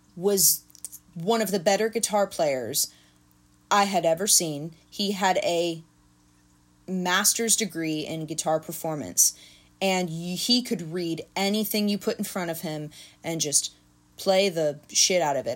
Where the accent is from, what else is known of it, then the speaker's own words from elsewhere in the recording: Nashville, Tennessee, United States; also born or lived in Clarksville; I was born in Nashville